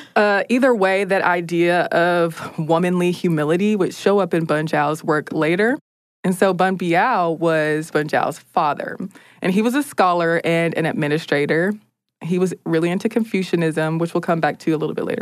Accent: United States; as an American

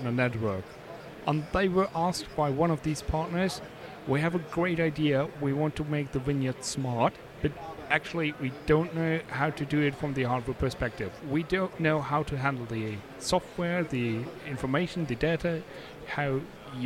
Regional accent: Germany; I'm from Germany

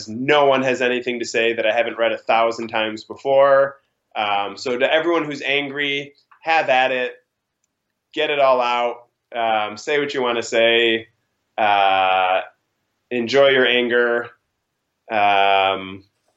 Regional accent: Chicago, Illinois, United States; Growing up in Chicago

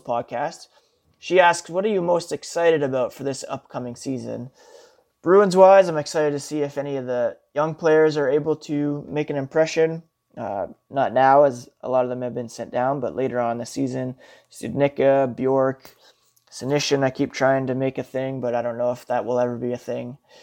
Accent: Ottawa, Ontario, Canada; moved away; Ottawa, which is my hometown.

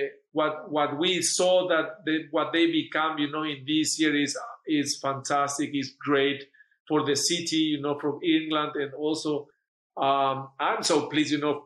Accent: Paraguay; English is a second language; moved away; I'm from Paraguay

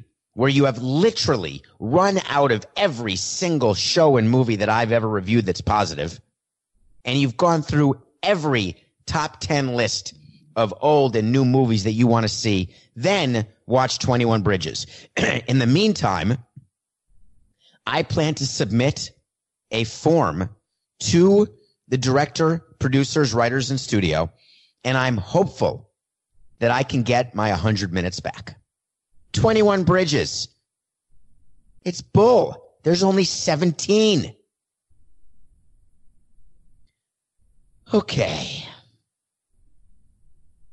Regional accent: New York, United States; I grew up in New York

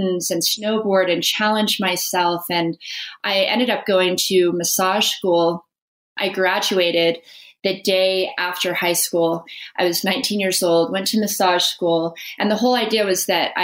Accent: Las Vegas, Nevada, United States; I grew up in Las Vegas

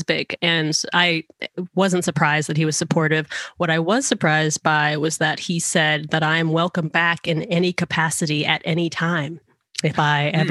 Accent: Georgia, United States; moved away as an adult; also born or lived in Seattle; we were going to move to Georgia because that's my home state

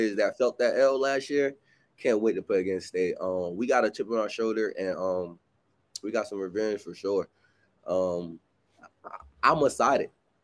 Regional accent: Virginia Beach, Virginia, United States; moved away; From Virginia Beach, Virginia, went to Princeton High School

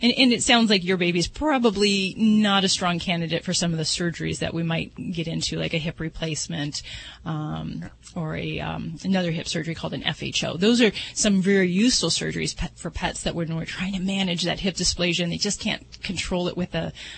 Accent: Las Vegas, Nevada, United States; I'm from Vegas

